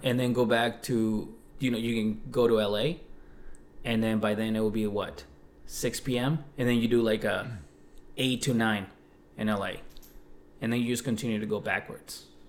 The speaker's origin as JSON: {"language": "English", "region": "Mexico City", "country": "Mexico", "tie": "born or raised there", "also_born_or_lived": "South Shore, Massachusetts, United States", "moved": "yes", "said": "I grew up in Mexico City, and I also came up in the South Shore of, uh, of Massachusetts."}